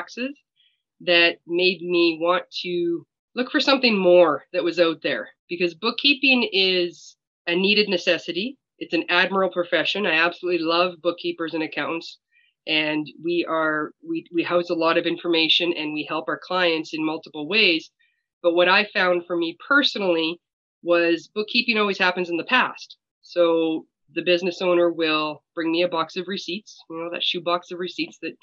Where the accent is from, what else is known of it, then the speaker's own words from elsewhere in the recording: Saskatchewan, Canada; I am from Saskatchewan, Canada